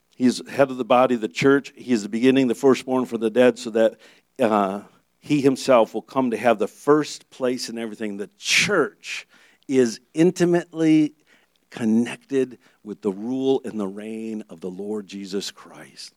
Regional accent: Michigan, United States; moved away; I'm from Michigan

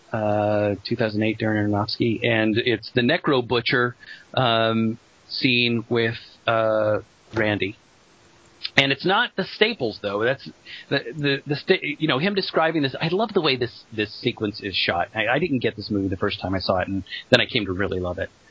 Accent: Colorado, United States; when I was growing up in Colorado

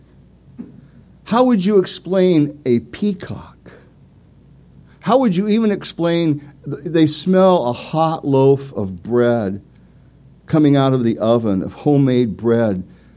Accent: Beaverton, Oregon, United States; I grew up basically from fourth grade on in Beaverton, Oregon.

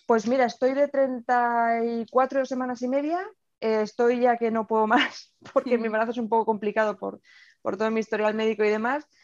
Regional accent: Navarre, Spain; also born or lived in Murcia; yo tengo 39 años, Em, soy de Navarra, pero he dado muchas vueltas eh, por España y demás, y al final el sitio donde más tiempo he pasado, donde he estudiado y me he formado ha sido Murcia.

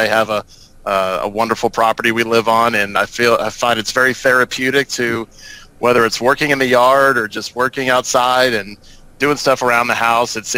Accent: South Florida, United States; also born or lived in Gainesville, Florida; I grew up in South Florida

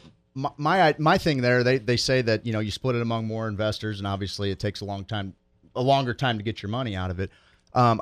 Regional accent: St. Louis, Missouri, United States; I grew up in Dutchtown

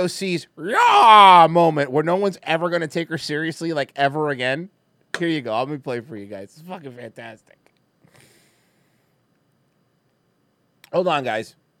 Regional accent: Cuba; I'm Cuban.

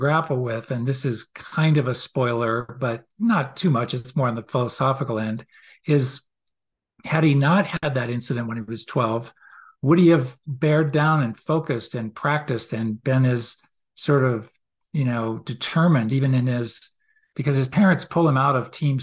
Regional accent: outside Boston, Massachusetts, United States; growing up outside Boston

